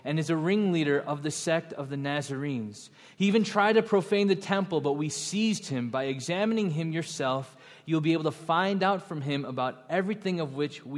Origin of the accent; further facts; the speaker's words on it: Buffalo Grove, Illinois, United States; I grew up in Buffalo Grove. I am a suburbanite.